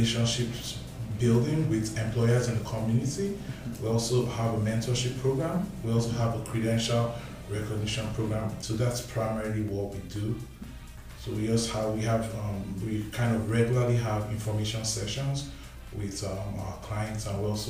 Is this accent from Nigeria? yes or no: yes; Nigeria; moved away as an adult; also born or lived in Winnipeg, Canada; now in Winkler, Canada; I'm originally from Nigeria. I've lived in Manitoba for 3.5 years